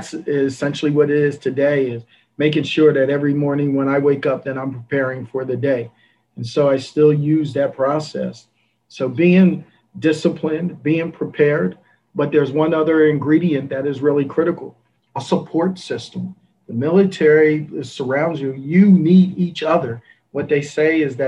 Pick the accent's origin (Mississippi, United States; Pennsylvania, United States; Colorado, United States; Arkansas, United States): Pennsylvania, United States; Coatesville; also born or lived in Philadelphia; now in Nashville, United States; I grew up in Philadelphia, a place called Coatesville, Pennsylvania